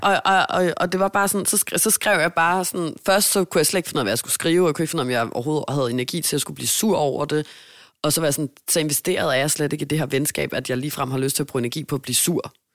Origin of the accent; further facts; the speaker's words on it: Denmark; moved away as an adult; now in Hamburg, Germany; jeg er hjemme i Danmark